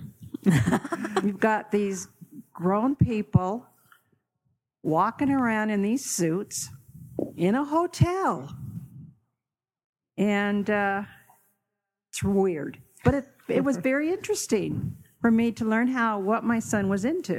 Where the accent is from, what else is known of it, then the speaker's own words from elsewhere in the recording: Seattle, Washington, United States; moved away; I was born and raised in Seattle